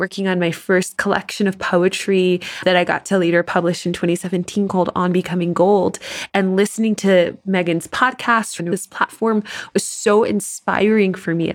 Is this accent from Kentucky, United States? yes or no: no; Tennessee, United States; Tennessee girl here